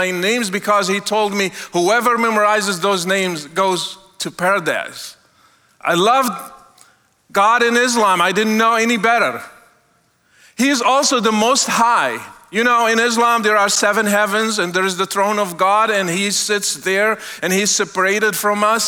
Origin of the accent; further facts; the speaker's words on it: Morocco; moved away; I was born and raised in Morocco